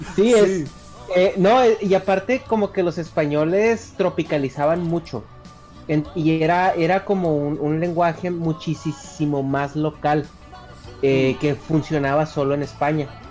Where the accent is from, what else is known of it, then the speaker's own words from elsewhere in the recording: northern Mexico, Mexico; accent: northern Mexican; del norte, donde yo soy, pronunciamos mucho